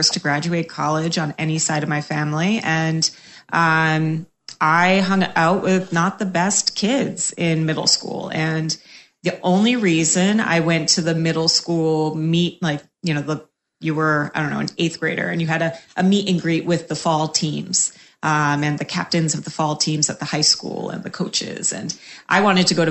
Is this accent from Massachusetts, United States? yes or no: yes; Cape Cod, Massachusetts, United States; moved away as an adult; also born or lived in Boston; now in Tampa, United States; I'm from Cape Cod, Massachusetts.